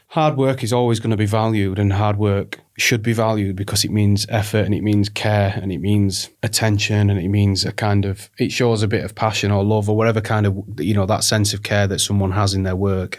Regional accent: the north of England, United Kingdom; accent: northern

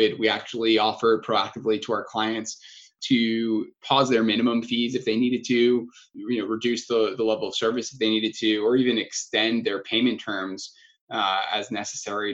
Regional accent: Long Island, New York, United States; I grew up in Long Island, New York

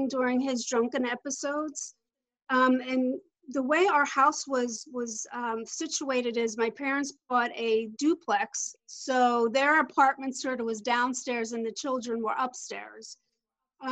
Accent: Philadelphia, Pennsylvania, United States; now in Orlando, United States; I'm originally from the Philadelphia area. I live in Orlando, Florida now

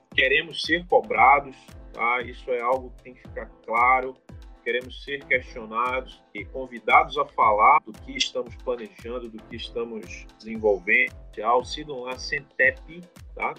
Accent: Amazonas, Brazil; como amazonense, como brasileiro

